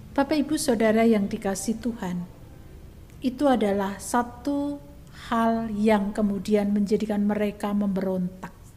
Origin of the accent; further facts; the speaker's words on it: Java, Indonesia; kita sebagai orang Jawa